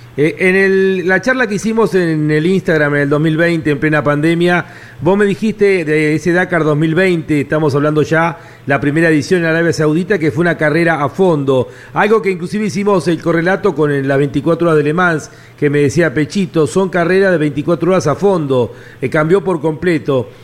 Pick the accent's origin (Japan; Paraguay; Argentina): Argentina; Como argentino